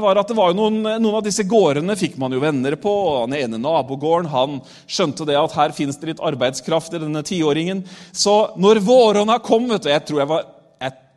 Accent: Re, Vestfold, Norway; also born or lived in Tolsrød; Men vi flytta fra Tolsrød, og så flytta vi til eh, det som het Våle kommune før. Nå heter det Re

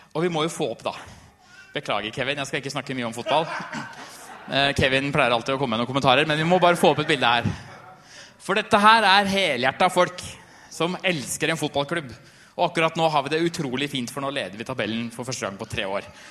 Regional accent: Trysil, Innlandet, Norway; Jeg har en som jeg vokste opp med i Trysil

